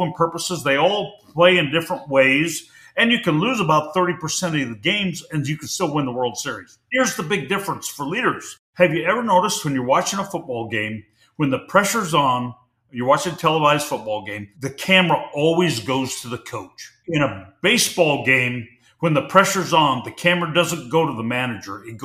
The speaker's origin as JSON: {"language": "English", "region": "Pacific Northwest", "country": "United States", "tie": "born or raised there", "said": "I grew up in the Pacific Northwest"}